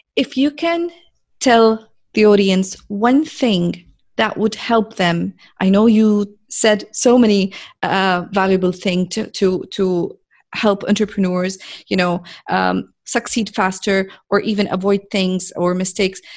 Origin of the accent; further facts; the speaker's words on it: Jordan; now in Saudi Arabia; I'm a girl from Jordan, which is a very, very, very tiny, small country in the Middle East, uh, working now in Saudi Arabia